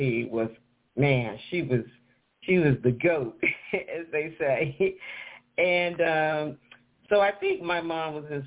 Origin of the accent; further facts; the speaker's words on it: St. Louis, Missouri, United States; also born or lived in Mississippi; I grew up in the beautiful St. Louis, Missouri, St. Louis